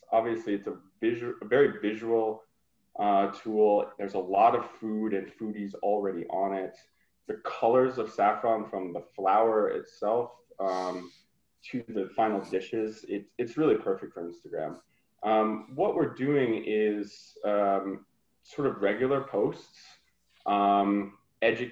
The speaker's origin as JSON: {"language": "English", "region": "Vermont", "country": "United States", "said": "I'm from Vermont"}